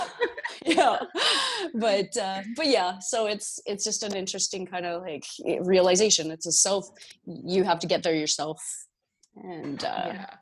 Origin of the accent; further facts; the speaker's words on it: Abbey, Saskatchewan, Canada; I originate from Saskatchewan in Canada uh, from a small town called Abbey, and I'm a oh, farm girl